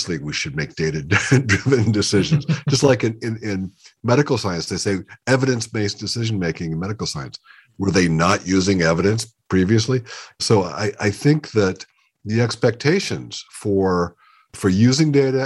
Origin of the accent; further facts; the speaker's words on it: Western Pennsylvania, United States; I grew up in Pennsylvania, in Western Pennsylvania